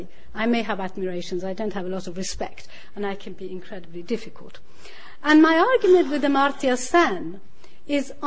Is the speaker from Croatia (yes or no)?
no; Iran; also born or lived in York / Bradford; now in United Kingdom; I was born in Iran, even though I left before the revolution.